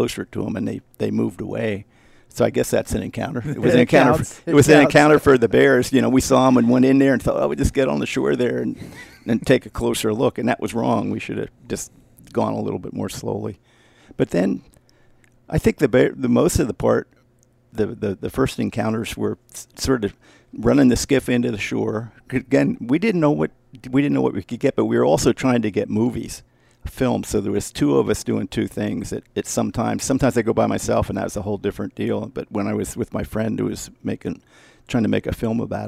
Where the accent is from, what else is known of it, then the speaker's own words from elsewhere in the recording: East Coast, United States; moved away; I'm from the East Coast